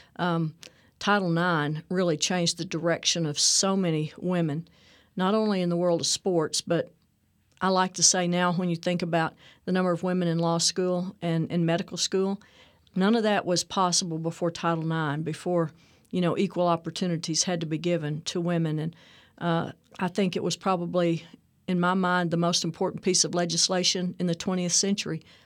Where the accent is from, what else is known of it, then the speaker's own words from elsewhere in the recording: Texas, United States; also born or lived in Whidbey Island, Washington; we moved back to Texas fairly soon